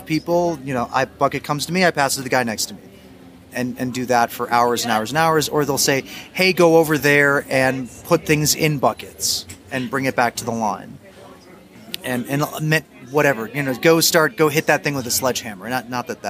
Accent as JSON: {"language": "English", "country": "United States", "moved": "as an adult", "lives_now": "Mexico City, Mexico", "said": "I'm from the States"}